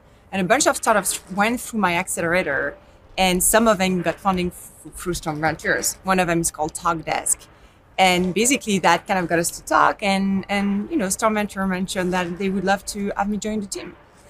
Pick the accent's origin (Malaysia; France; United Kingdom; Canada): France; Lille, Hauts-de-France; English is a second language; moved away as an adult; also born or lived in Silicon Valley, United States; now in United States; As Ryan mentioned, I joined Storm Ventures 5 years ago. I have an accent. You probably heard it. I was born in France, grew up in France, got my in a small town in the north of France called Lille.